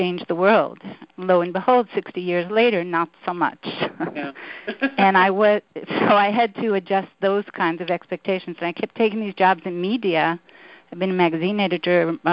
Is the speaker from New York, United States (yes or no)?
yes; New York City, New York, United States; I grew up in Brooklyn, New York